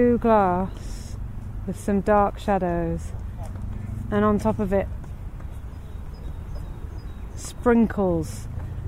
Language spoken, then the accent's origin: English; London, United Kingdom; I grew up in London